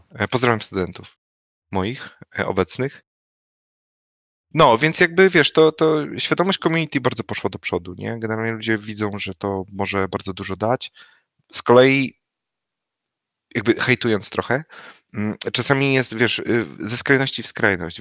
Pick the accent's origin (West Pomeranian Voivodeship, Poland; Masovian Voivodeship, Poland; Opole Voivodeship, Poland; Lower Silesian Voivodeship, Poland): Lower Silesian Voivodeship, Poland; Wrocław; ja jestem z Wrocławia, oryginalnie